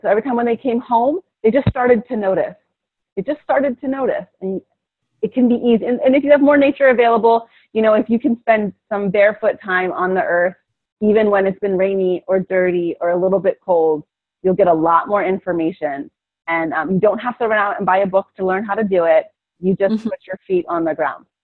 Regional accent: Philadelphia, Pennsylvania, United States; moved away; also born or lived in Hawaii; I'm from Philadelphia

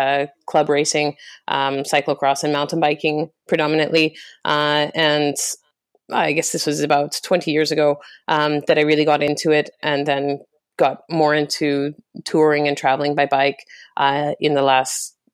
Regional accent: Calgary, Alberta, Canada; now in London, United Kingdom; Born and raised in Calgary, Canada. But I've lived in London for the last 6 years.

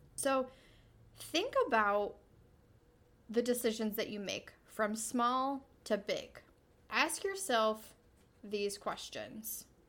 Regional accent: New York, United States; born or raised there; moved away as an adult

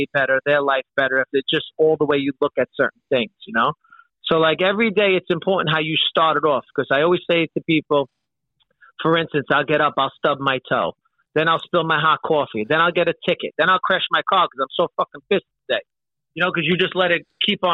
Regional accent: New York City, New York, United States; we grew up in Brooklyn

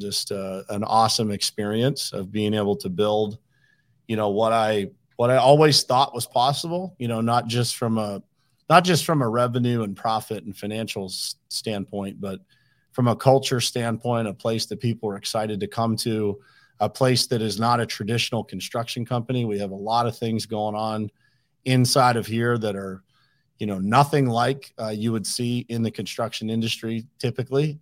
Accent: Uniontown, Pennsylvania, United States; moved away as an adult; also born or lived in Pittsburgh / South Florida; born and raised in Uniontown, Pennsylvania, which is a small little city in, uh, southwestern Pennsylvania

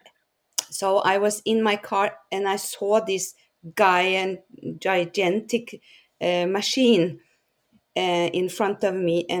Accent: Norway; I'm from Norway.

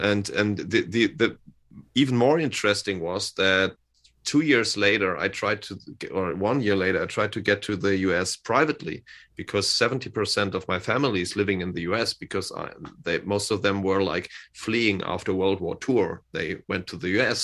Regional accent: Hamburg, Germany; English is a second language; he lives in my hometown. He lives here in Hamburg as well.

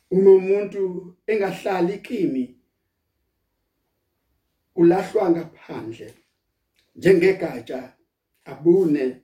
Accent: South Africa

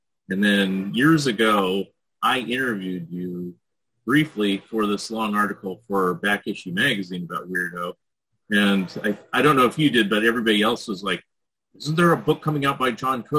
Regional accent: San Jose, California, United States; moved away; I grew up in the San Jose area

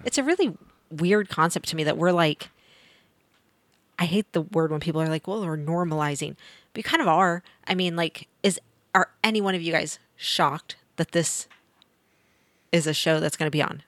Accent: Missouri, United States; moved away; I grew up in Missouri

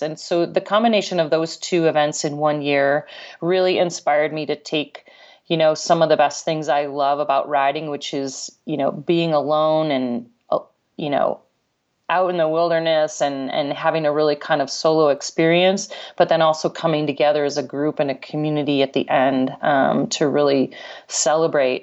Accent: Ketchum, Idaho, United States; Ketchum, Idaho, Sun Valley, Idaho, where I live, my hometown

